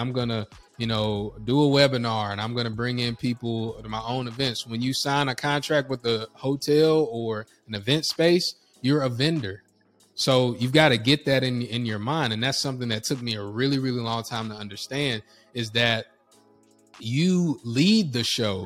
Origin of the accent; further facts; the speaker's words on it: North Carolina, United States; I'm from North Carolina